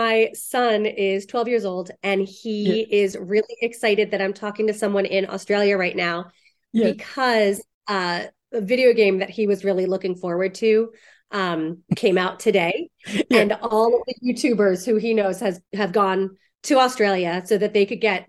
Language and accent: English; Baltimore, Maryland, United States; now in Missouri, United States; I am in Missouri. which is in kind of like the middle of the country. Kind of fraught right now, but I'm from Baltimore, which is in Maryland, close to the East Coast.